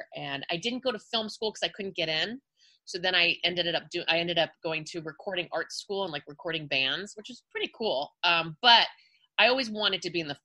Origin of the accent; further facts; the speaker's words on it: Los Angeles, California, United States; accent: Valley girl; I am born and raised in the San Fernando Valley. I'm a Valley girl